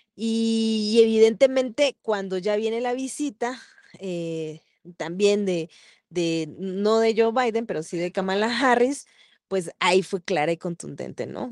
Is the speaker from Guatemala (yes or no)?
yes; San Marcos, Guatemala; yo soy de San Marcos